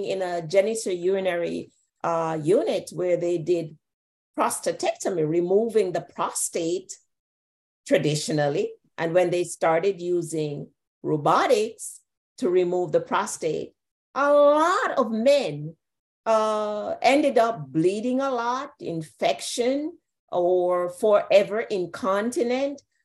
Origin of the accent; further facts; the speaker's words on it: Jamaica; I grew up in Jamaica.